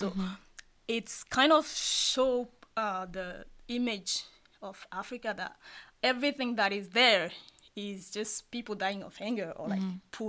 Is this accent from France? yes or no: yes; France; moved away as an adult; also born or lived in Ivory Coast; now in Seoul, South Korea; Because I'm originally from Ivory Coast. Mm-hmm. If I wasn't raised in France